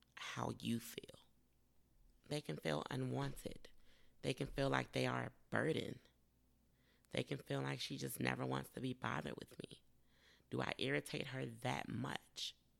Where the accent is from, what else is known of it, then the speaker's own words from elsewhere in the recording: United States; I'm African American